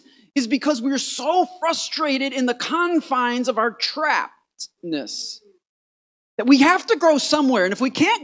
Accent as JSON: {"language": "English", "town": "Port Huron", "region": "Michigan", "country": "United States", "said": "I'm from Michigan, Port Huron, Michigan. It's right in the knuckle of the thumb"}